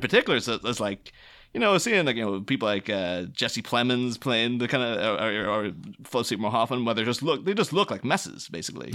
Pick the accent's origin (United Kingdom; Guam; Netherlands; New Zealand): United Kingdom; near Derry, Northern Ireland; I grew up near Derry in the 90s